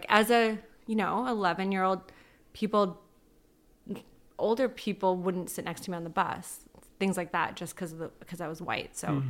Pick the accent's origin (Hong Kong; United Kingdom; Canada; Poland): Canada; Ladner, British Columbia; I grew up in Ladner. It's very small. You know everyone.